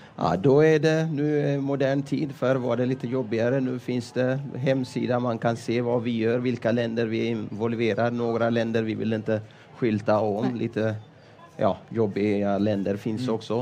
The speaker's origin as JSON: {"language": "Swedish", "country": "Ethiopia", "second_language": "Swedish", "moved": "as an adult", "lives_now": "Sweden", "said": "jag kom från Etiopien. Jag har blivit frälst genom pingstarbete i Etiopien"}